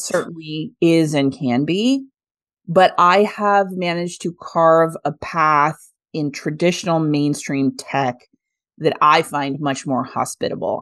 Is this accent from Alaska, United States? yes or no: no; Kansas, United States; I'm a kid from Kansas